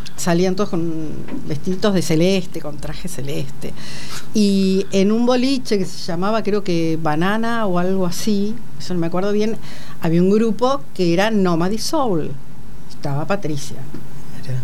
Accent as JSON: {"language": "Spanish", "town": "La Plata", "region": "Buenos Aires Province", "country": "Argentina", "said": "yo vivía en La Plata, soy platense"}